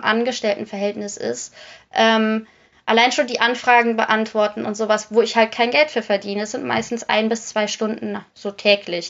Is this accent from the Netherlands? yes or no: yes; Netherlands; moved away; weil ich gebürtig aus den Niederlanden komme